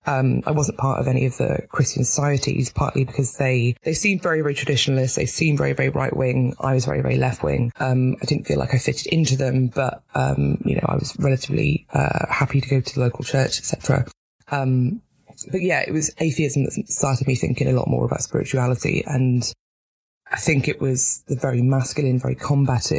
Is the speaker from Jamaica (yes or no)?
no; Newport, Wales, United Kingdom; moved away as an adult; also born or lived in Northern Ireland; now in London, United Kingdom; So I grew up in Newport in South Wales, which is now it's post-industrial